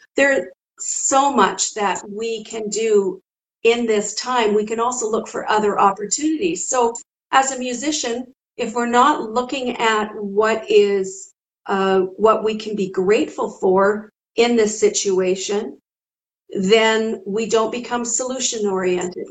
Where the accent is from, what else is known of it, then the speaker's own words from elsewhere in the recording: Canada; I'm from Canada